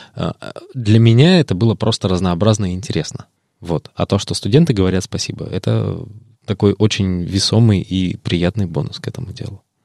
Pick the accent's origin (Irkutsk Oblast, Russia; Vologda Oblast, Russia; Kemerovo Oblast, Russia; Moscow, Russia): Irkutsk Oblast, Russia; родом из Иркутской области